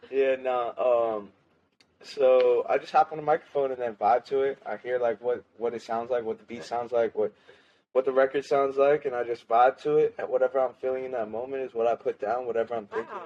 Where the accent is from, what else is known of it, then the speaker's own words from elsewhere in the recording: Lancaster, United States; moved away as an adult; also born or lived in Florida; I moved back from Florida back to my hometown in Lancaster.